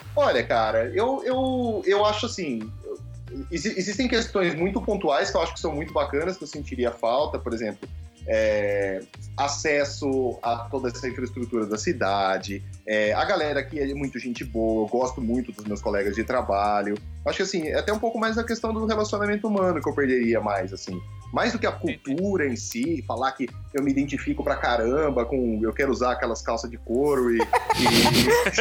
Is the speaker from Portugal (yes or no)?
no; Brazil; moved away; o que eu mais sinto falta do Brasil, eu acho que são, são os amigos